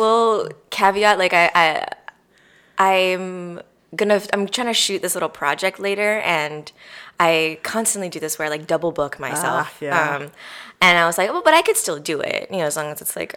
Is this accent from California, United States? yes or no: no; Kapolei, Hawaii, United States; moved away; also born or lived in Honolulu, Hawaii / New York City; So I'm born and raised in Hawaii. I grew up on the west side of Oahu in a little town called Kapolei